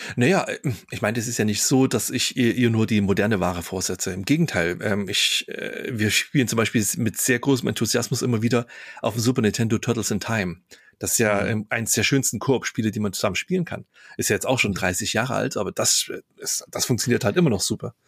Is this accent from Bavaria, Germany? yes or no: no; Chemnitz, Saxony, Germany; wo ich aufgewachsen bin, in Karl-Marx-Stadt